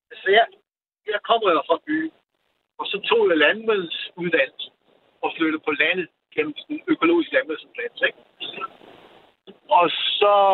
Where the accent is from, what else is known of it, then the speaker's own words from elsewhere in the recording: Jutland, Denmark; Jeg er vokset op i Jylland og flygtede langt væk herover til sidst.